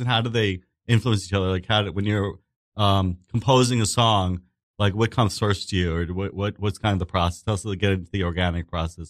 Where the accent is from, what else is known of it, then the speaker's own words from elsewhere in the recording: New York City, New York, United States; I grew up in Staten Island, was born and raised in Staten Island